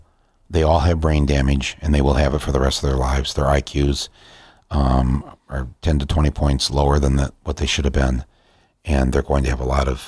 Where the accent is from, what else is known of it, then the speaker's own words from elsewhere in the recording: Flint, Michigan, United States; my hometown of Flint, Michigan